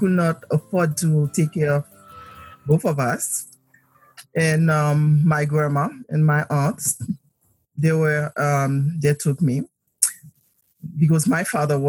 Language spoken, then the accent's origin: English; Port-au-Prince, Haiti; moved away; I was born in Port-au-Prince, Haiti.